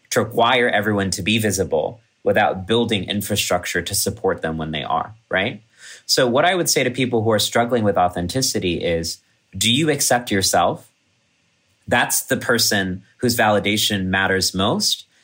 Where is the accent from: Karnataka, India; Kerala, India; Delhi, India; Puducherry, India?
Kerala, India; One of my best performances ever was in my hometown village in Kerala, where my dad's family is from.